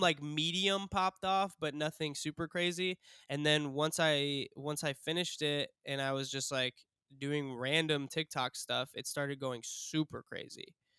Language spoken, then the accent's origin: English; Cleveland, Ohio, United States; I'm from Cleveland, Ohio